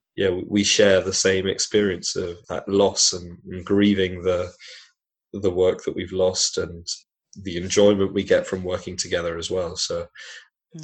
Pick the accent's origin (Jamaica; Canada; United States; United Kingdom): United Kingdom; Manchester, North West England; now in Bedford, United Kingdom; I'm from Manchester